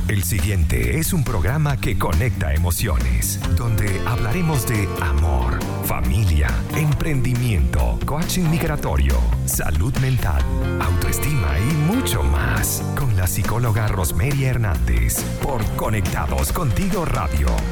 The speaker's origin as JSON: {"language": "Spanish", "town": "Guatire", "region": "Miranda", "country": "Venezuela", "tie": "born or raised there", "also_born_or_lived": "Caracas / Guarenas", "moved": "as an adult", "lives_now": "Chile", "said": "soy venezolana, em, nací en Caracas, pero eh, me crié en, la zona del estado Miranda, entre Guarenas y Guatire."}